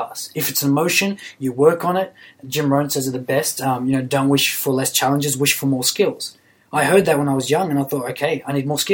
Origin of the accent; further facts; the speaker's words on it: Sydney, New South Wales, Australia; I grew up in Western Sydney, in a very, very poor environment.